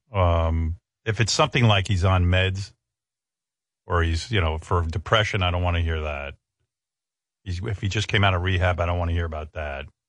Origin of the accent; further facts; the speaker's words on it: Northeast, United States; I grew up in the Northeast